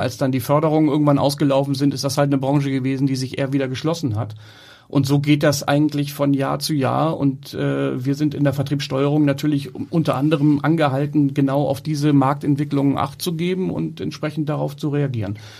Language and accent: German; Hamburg, Germany; ich bin in Hamburg geboren, bin in Hamburg groß geworden, zur Schule gegangen